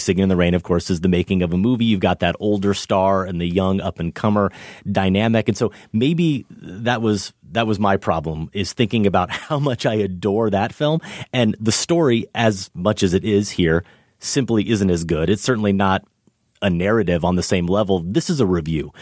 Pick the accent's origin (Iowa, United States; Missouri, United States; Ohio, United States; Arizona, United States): Iowa, United States; middle of Iowa